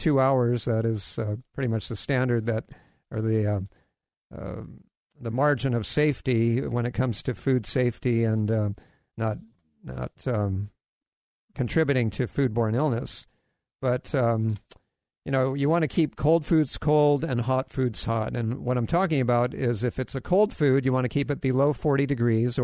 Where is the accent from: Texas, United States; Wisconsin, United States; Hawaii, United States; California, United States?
Hawaii, United States; I grew up in Hawaii